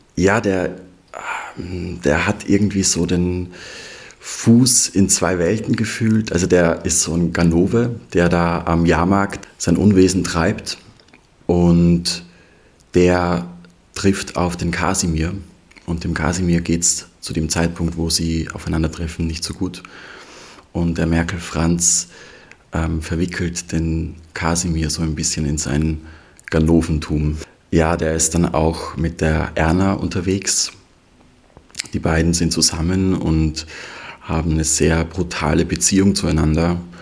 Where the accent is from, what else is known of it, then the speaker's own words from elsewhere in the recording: Leoben, Styria, Austria; moved away as an adult; also born or lived in Vienna; now in Memmingen, Germany; bin in der Steiermark geboren und aufgewachsen, in der Obersteiermark, ähm, in Leoben